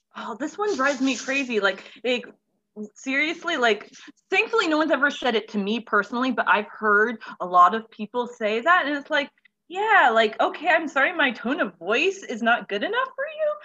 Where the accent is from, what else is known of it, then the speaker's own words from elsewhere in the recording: Central Florida, United States; I'm from Florida, like Central Florida, uh, born, raised, hopefully never have to leave.